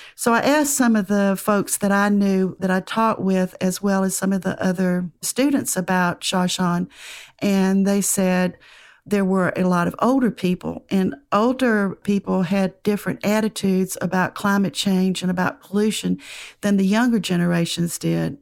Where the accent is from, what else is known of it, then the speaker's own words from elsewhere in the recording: United States; accent: southern (near Atlanta); Atlanta, which, uh, from my accent, you can tell is not very far from me.